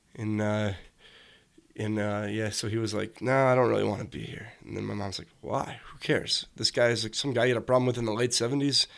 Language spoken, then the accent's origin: English; Joliet, Illinois, United States; born or raised there; also born or lived in Chicago / Hometown, Illinois / Oak Lawn, Illinois